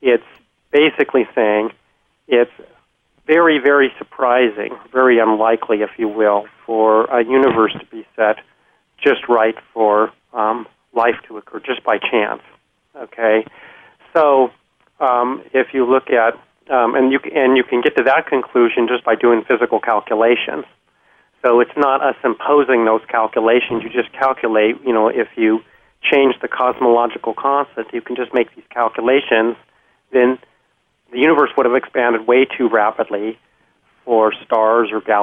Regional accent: Washington, United States; I'm from Washington State

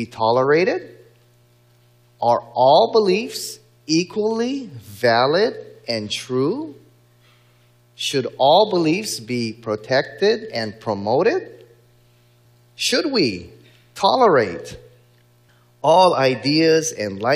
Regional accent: Hawaii, United States; in my home state of Hawaii

